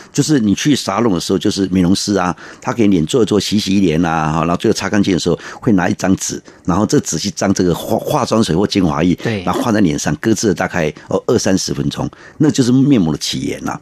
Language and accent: Chinese; Taiwan; 我们台湾人哈，真的是诚实啦，哈，努力